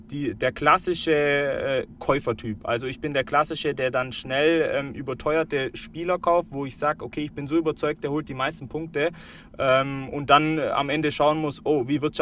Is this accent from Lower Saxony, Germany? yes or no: no; Bavaria, Germany; auch dadurch, dass ich äh, aus Schwaben komme, wir Augsburger ähm, sind Schwaben in dem Fall. Äh, ich komme jetzt nicht direkt aus Augsburg, aber aus der Region